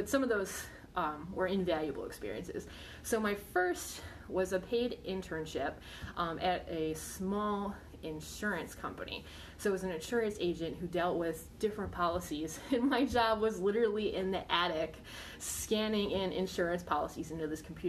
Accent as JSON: {"language": "English", "town": "Buffalo", "region": "New York", "country": "United States", "lives_now": "Virginia, United States", "said": "I'm not. I'm actually from Buffalo, New York."}